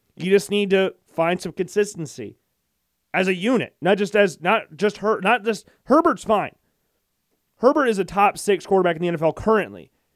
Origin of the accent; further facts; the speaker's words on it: Urbandale, Iowa, United States; I'm from Urbandale, so, like, we grew, I grew up in the same area he did